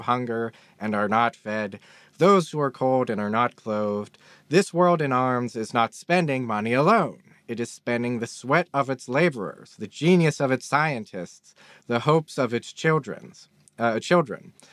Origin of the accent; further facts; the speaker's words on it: Pittsburgh, Pennsylvania, United States; I'm from Pittsburgh.